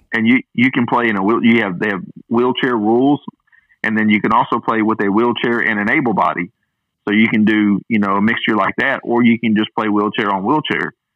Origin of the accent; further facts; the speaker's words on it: Hot Springs, Arkansas, United States; his high school is here in my hometown. This is where he grew up in Hot Springs.